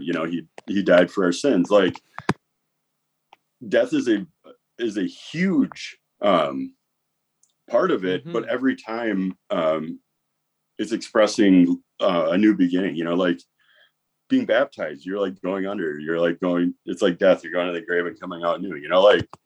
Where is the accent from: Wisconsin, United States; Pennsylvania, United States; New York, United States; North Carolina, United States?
Wisconsin, United States; I grew up in Wisconsin, so that's what Wisconsin kids